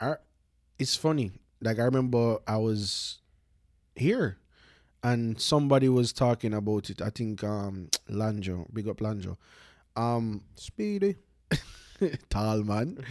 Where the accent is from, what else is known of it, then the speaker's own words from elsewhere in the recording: Jamaica; moved away; me growing up in Jamaica